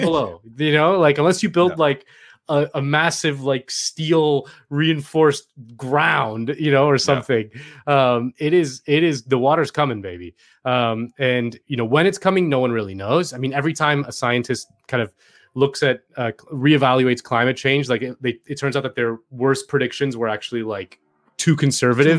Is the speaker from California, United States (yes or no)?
no; Miami, Florida, United States; moved away; I'm from Miami